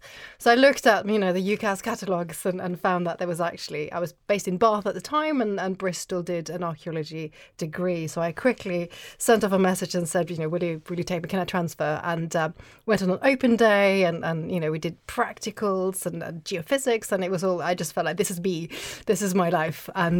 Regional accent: Oslo, Norway; English is a second language; I grew up in Norway, in Oslo, and there was no archaeology on TV.

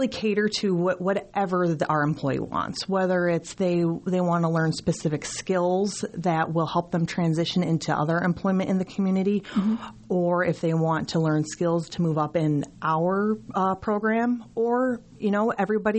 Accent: New York, United States; moved away as an adult; I am actually originally from New York

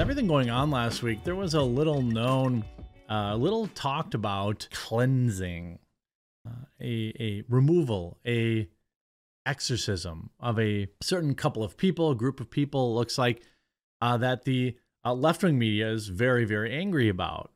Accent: United States; I'm from America

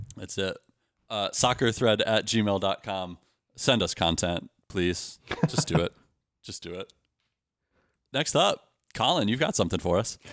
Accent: Wisconsin, United States; I grew up in Wisconsin

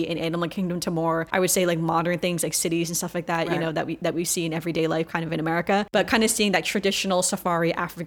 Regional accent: China; I was born in China

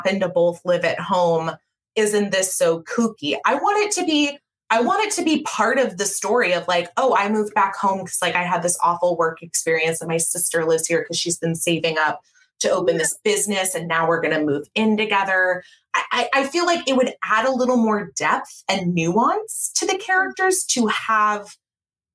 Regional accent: California, United States; moved away as an adult; also born or lived in Chicago / Minneapolis; I'm from California. I lived the first 18 years of, or 22 years, including college, of my life in California.

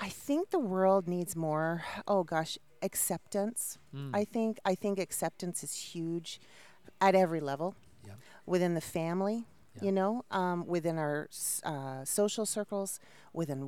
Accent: Toronto, Ontario, Canada; moved away as an adult; now in United States; I'm from Toronto, Canada

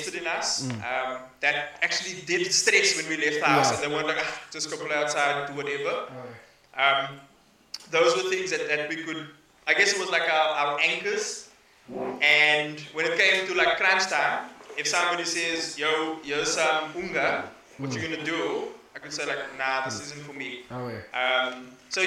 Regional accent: Cape Town, Western Cape, South Africa; also born or lived in Lansdowne / Rondebosch / Mitchells Plain; we grew up in Bonteville, but my mom kept us in the house.

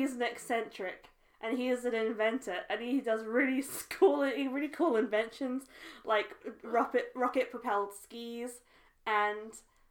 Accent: United Kingdom; whilst being British myself.

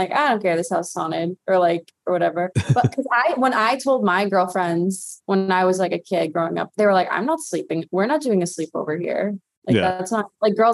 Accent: Massachusetts, United States; I grew up in Massachusetts, and my backyard was kind of like a graveyard

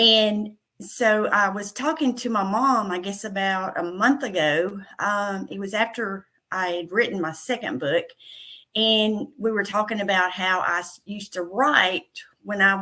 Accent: Middle Tennessee, United States; accent: country, Southern; I was born and raised in Middle Tennessee. I'm a country girl. You can probably tell by my country accent, my Southern accent.

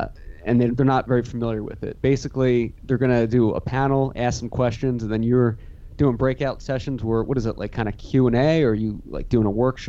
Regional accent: Pennsylvania, United States; the town I grew up in Pennsylvania

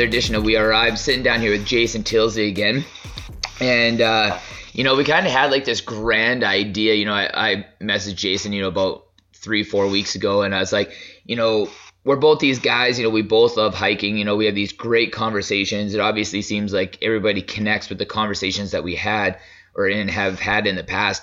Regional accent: Lethbridge, Alberta, Canada; where him and I grew up in Lethbridge

